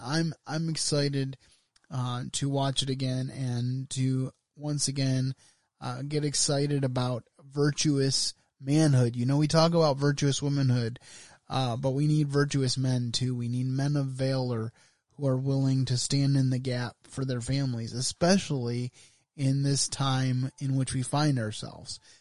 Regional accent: United States

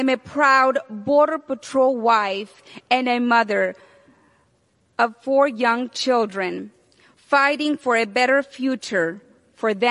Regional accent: Burgos, Tamaulipas, Mexico; also born or lived in South Texas; now in United States; I was born in Burgos, Tamaulipas, Mexico, sí, señor, and raised with strong values to always put God and family first.

